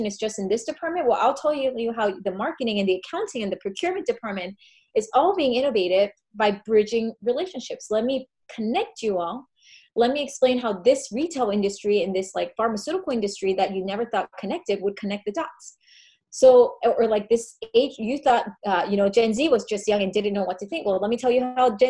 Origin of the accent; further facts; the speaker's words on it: United States; accent: American; I am American. They recognize my accent.